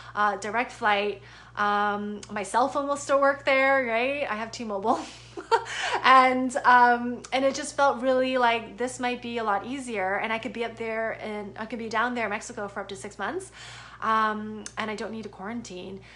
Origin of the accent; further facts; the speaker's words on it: Canada; moved away as an adult; now in United States; I'm a Canadian citizen. I live in the US